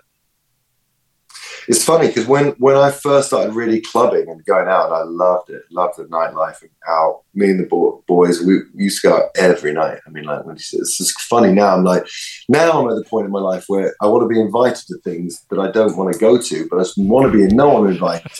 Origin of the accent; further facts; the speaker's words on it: London, United Kingdom; I live in Primrose Hill, and I grew up in Swiss Cottage, so that's Camden